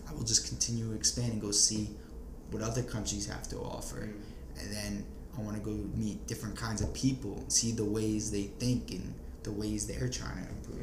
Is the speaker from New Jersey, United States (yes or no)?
yes; New Jersey, United States; moved away; also born or lived in Florida; being from New Jersey